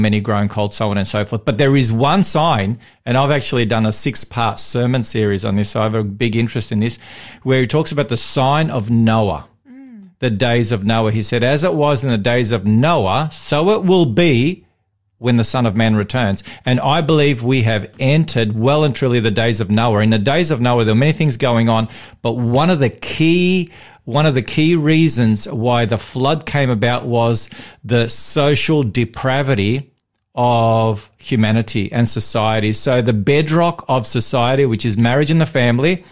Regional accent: Victoria, Australia; in Victoria, I'm a Victorian. I was born in Victoria

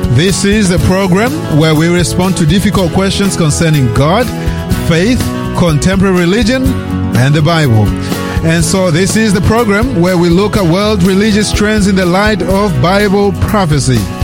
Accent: Australia; I was raised here in Australia as a teenager. Um, I came here when, I was uh, really young.

